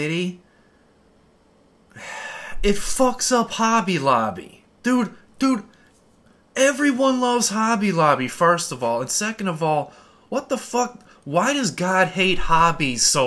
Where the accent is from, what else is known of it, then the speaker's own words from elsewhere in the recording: Midwest, United States; I grew up in the Midwest